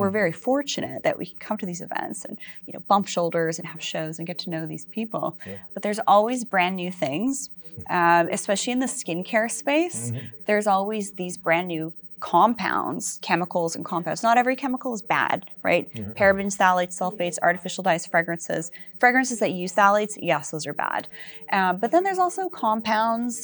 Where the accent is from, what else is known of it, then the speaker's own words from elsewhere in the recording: Vancouver Island, British Columbia, Canada; I'm from Vancouver Island